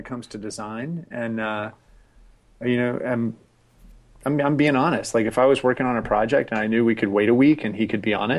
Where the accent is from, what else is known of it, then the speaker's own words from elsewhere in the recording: Scotland, United Kingdom; Okay. Hey, that's racist. I'm Scottish.